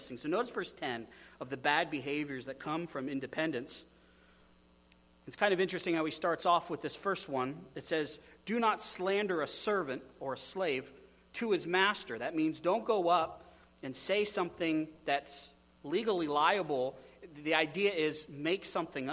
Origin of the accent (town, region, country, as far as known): United States